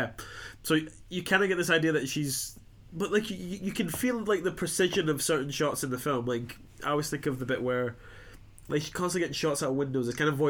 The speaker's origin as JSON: {"language": "English", "region": "Scotland", "country": "United Kingdom", "said": "we're all three of us are Scottish."}